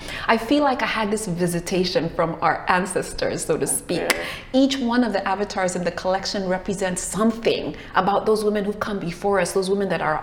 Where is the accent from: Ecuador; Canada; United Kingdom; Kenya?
Kenya; I'm originally from Kenya. I was born in Kenya